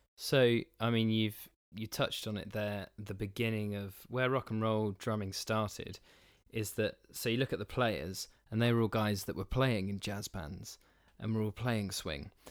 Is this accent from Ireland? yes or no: no; New Forest, South East England, United Kingdom; where I grew up in the New Forest